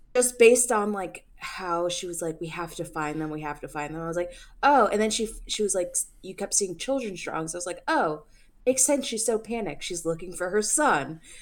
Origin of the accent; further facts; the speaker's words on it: New Jersey, United States; I'm from New Jersey